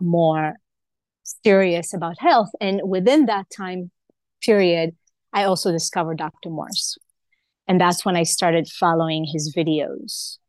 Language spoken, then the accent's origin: English; Israel; moved away; also born or lived in Hawaii; I was born in Israel